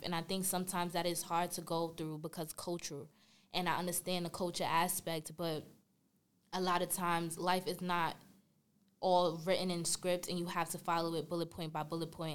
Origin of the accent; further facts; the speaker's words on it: New York City, New York, United States; I'm from Brooklyn, New York